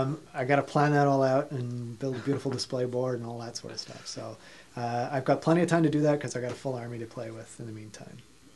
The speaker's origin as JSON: {"language": "English", "country": "Ireland", "tie": "born or raised there", "also_born_or_lived": "Australia", "lives_now": "United States", "said": "Yeah, well, yeah, you can't place anything on my accent. Born in Australia, raised in Ireland, living in America."}